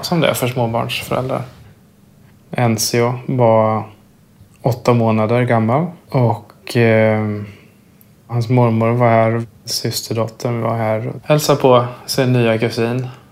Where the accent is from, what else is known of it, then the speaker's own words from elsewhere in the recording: Östergötland, Sweden; now in Stockholm, Sweden; Uppvuxen i Östergötland